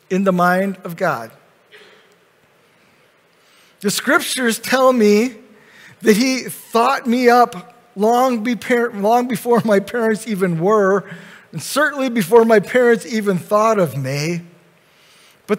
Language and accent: English; Grand Rapids, Michigan, United States; Kent County, Michigan, I was born in Grand Rapids